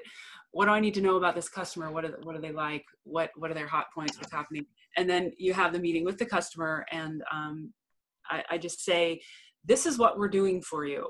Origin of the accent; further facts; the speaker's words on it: Alaska, United States; I'm actually born and raised in Alaska.